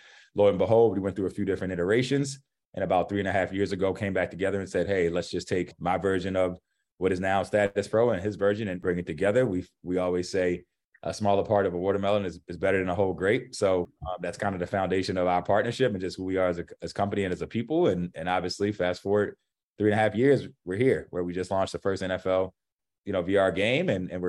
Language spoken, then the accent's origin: English; Baltimore, Maryland, United States; I'm from Baltimore, Maryland originally. Grew up as an athlete. Sports was my life.